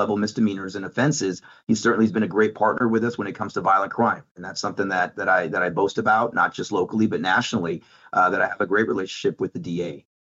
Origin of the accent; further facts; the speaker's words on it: California, United States; now in Dallas, United States; Listen, I come from California, and I've seen firsthand on that how that had some negative impacts on our businesses and on our community.